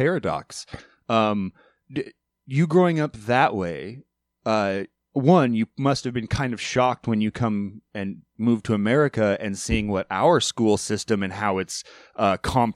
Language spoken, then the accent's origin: English; Alaska, United States; moved away as an adult; now in Oregon, United States; I left Alaska to move to Oregon to form a band